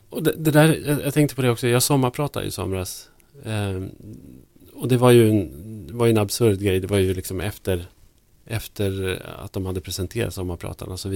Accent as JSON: {"language": "Swedish", "region": "Norrland", "country": "Sweden", "also_born_or_lived": "Stockholm", "said": "jag hittade min norrländska identitet under de åren jag inte bodde i Norrland, under de här, vad det nu var, tolv åren som jag, som jag bodde i Stockholm."}